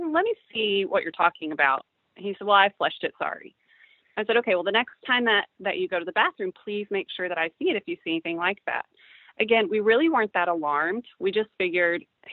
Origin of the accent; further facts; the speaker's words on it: Midland, Texas, United States; moved away as an adult; now in Frisco, United States; We're originally from Midland